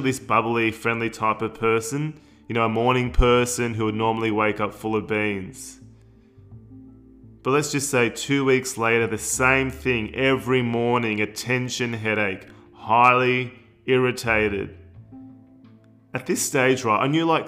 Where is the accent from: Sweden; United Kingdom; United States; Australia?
Australia; Melbourne, Victoria; I was born in Australia. Born and bred in Melbourne.